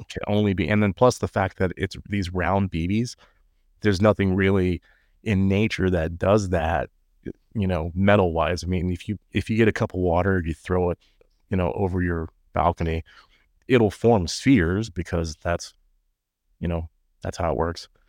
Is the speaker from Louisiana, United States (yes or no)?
no; Texas, United States; I would say U S